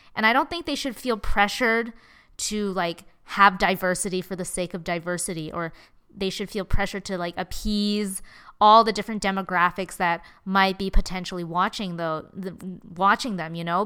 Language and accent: English; Canada; I'm Chinese Canadian